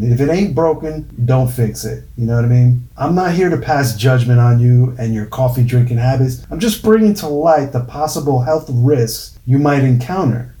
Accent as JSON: {"language": "English", "region": "New York", "country": "United States", "tie": "born or raised there", "said": "experiences growing up in New York"}